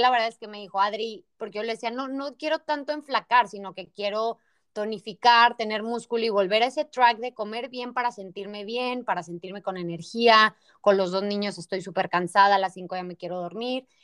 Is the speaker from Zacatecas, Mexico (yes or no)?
no; Torreón, Coahuila, Mexico; moved away; Rosé y yo somos de Torreón, así que nos conocemos de, yo creo que desde los 15 años